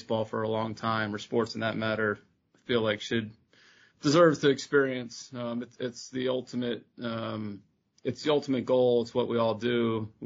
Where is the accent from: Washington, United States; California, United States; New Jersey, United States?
New Jersey, United States; I grew up in New Jersey